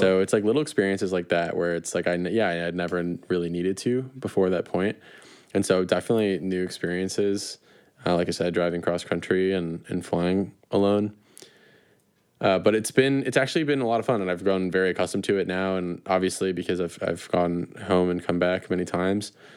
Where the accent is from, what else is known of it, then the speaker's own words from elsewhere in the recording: small town outside of Chicago, Illinois, United States; I'm really from a small town outside of Chicago, even though I can see Chicago from where I am